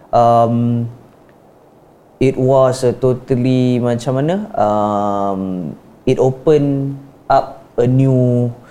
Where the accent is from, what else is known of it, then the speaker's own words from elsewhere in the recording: Johor, Malaysia; moved away as an adult; now in Kuala Lumpur, Malaysia; aku orang Johor datang KL